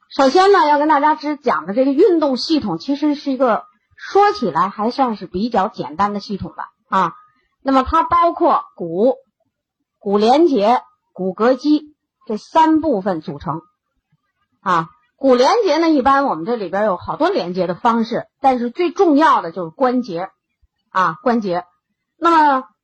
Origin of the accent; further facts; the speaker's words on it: China; 我们像我们中国人的饮食习惯，我们是不缺磷的